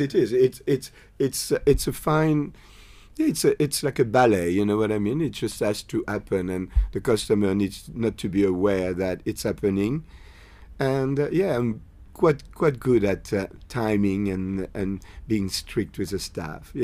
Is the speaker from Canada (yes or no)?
no; France; English is a second language; moved away as an adult; now in Australia; I did a hôtelière in France before I, um, I moved into the army